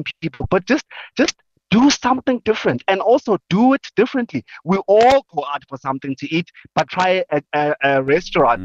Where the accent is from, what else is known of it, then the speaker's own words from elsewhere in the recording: Gauteng, South Africa; I'm from Gauteng. The typical Gautenger right here has not done the typical tourist thing in our own cities.